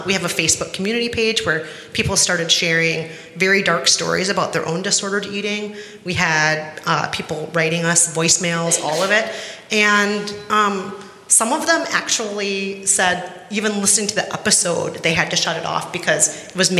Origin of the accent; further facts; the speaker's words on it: Bloomington, Minnesota, United States; when I was growing up in Bloomington, Minnesota, which is right outside of Minneapolis